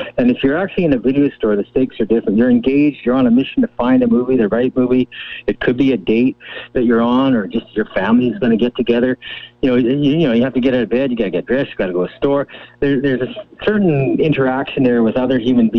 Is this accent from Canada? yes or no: yes; Cranbrook, British Columbia, Canada; now in Kamloops, Canada; I grew up in Cranbrook, which had one theater